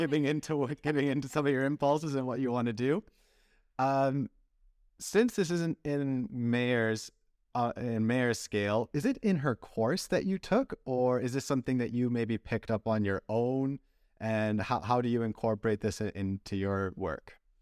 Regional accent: Canada; also born or lived in Belgium; I was raised in Canada

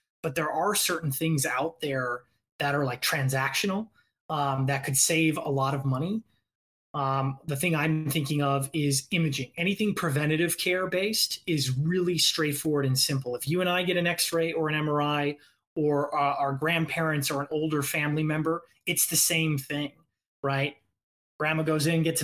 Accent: Indiana, United States; now in Los Angeles, United States; I'm originally from Indiana

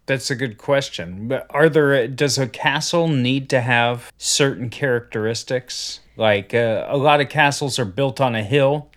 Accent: Ohio, United States; I grew up in Ohio

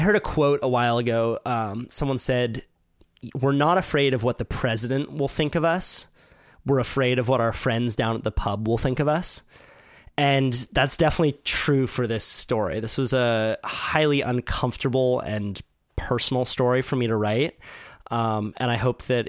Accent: Santa Cruz, California, United States; I was born and raised in Santa Cruz

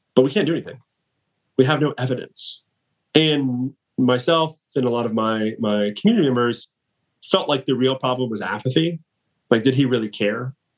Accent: Atlanta, Georgia, United States; born and raised in Atlanta

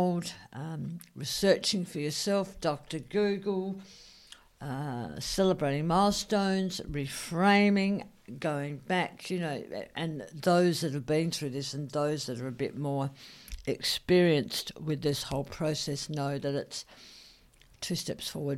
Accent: South Australia, Australia; I'm South Australian

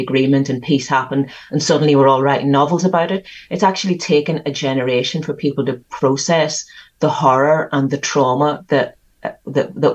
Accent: Belfast, Northern Ireland, United Kingdom; So I grew up in the middle of the worst of the troubles in Northern Ireland, living in West Belfast, right in the middle of it

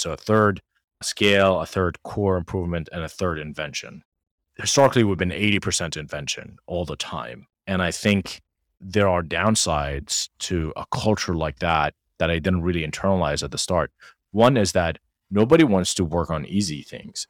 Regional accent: Jordan; moved away; we're two kids from Jordan

